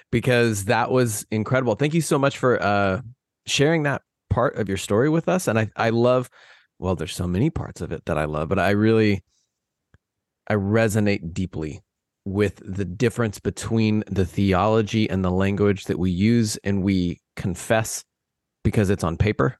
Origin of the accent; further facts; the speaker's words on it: Midwest, United States; now in Houston, United States; I grew up in the Midwest